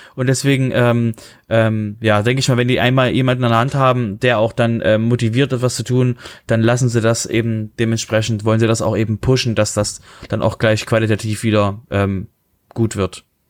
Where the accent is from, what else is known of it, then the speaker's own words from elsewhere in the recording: Germany; wir als Deutsche